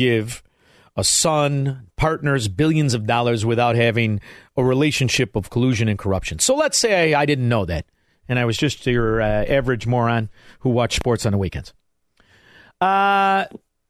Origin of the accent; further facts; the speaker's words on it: Melrose Park, Illinois, United States; as a kid, I grew up in Melrose Park